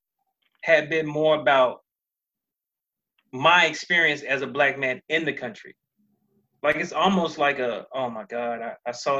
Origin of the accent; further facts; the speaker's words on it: United States; I'm American